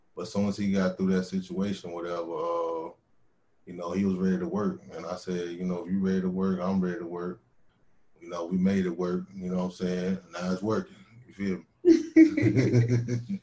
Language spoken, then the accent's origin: English; Winston-Salem, North Carolina, United States; accent: southern drawl; my hometown my hometown winston-salem aka trey folk